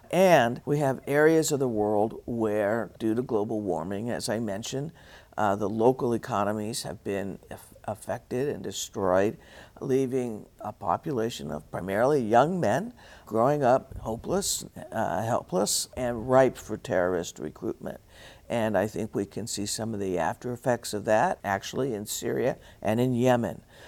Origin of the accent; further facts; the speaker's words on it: New Mexico, United States; moved away as an adult; also born or lived in Arizona; I grew up here in New Mexico.